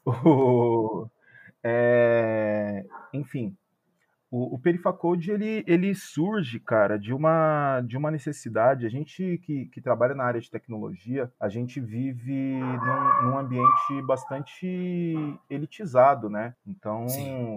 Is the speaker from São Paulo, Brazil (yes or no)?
yes; São Paulo, Brazil; eu sou da Zona Leste, eu sou da Coab 2 de Itaquera. Eu, ah. tipo, o, cresci ali na Coab 2